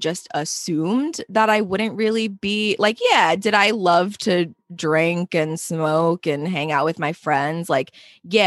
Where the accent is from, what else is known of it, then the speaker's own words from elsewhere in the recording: Pennsylvania, United States; now in New York City, United States; growing up in Pennsylvania